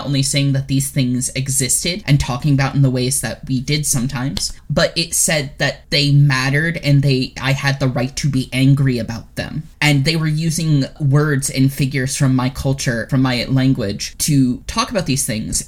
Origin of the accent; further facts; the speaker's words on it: the Bible Belt, Deep South, United States; growing up in the Bible Belt, the Deep South, as a queer, biracial person